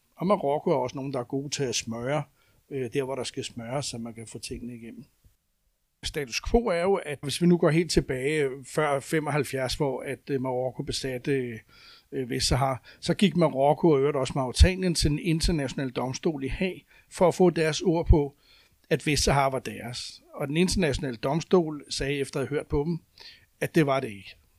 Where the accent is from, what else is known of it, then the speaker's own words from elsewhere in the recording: Denmark; som danskere